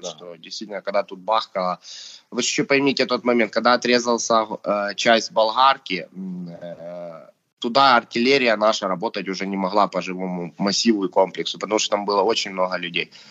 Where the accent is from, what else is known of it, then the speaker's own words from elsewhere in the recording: Ukraine; мы сейчас с Димой русскоговорящие, хотя мы свободно разговариваем на украинском